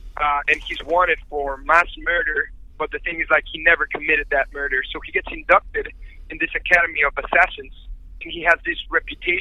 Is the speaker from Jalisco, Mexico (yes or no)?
no; Mexico City, Mexico; I come from Mexico City